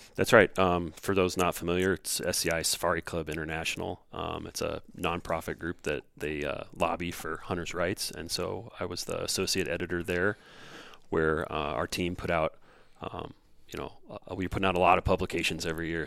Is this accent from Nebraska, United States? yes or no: yes; Southeast Nebraska, United States; moved away as an adult; also born or lived in Kingston, Ontario; now in Minnesota, United States; I grew up in Southeast Nebraska, uh, right where the Platte Dumpson and the Missouri River is what I always tell people